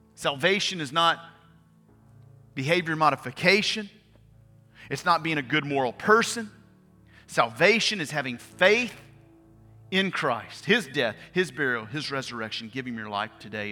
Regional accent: Bossier City, Louisiana, United States; I grew up in Bossier City, Louisiana

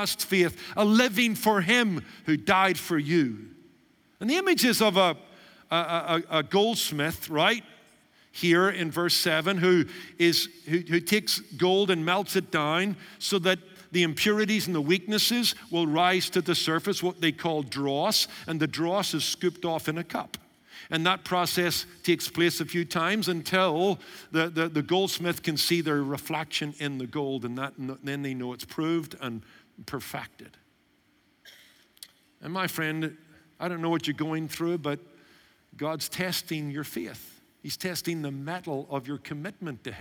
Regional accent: United Kingdom; Being a British Baptist by origin

